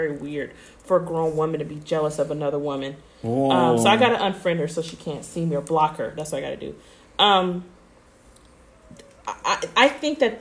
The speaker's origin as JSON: {"language": "English", "area": "Bay Area", "region": "California", "country": "United States", "accent": "Bay Area", "said": "my Bay Area accent"}